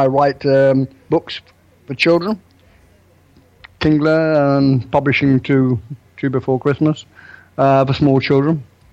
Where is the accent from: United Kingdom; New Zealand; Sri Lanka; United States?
United Kingdom; England